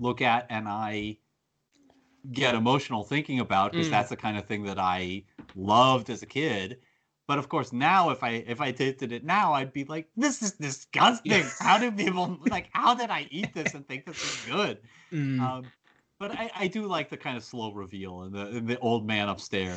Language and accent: English; United States; as an American who grew up in a small town